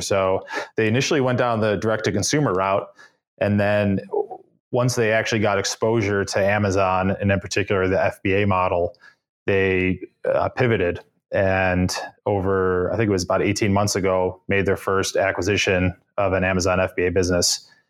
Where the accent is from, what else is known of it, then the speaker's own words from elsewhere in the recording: Cleveland, Ohio, United States; moved away as an adult; also born or lived in upstate New York; now in Boston, United States; Cleveland, Ohio, born and raised.